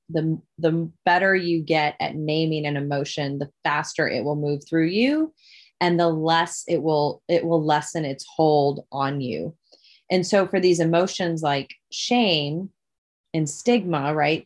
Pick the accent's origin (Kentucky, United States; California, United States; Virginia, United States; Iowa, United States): Iowa, United States; Dubuque; my hometown, Dubuque, Iowa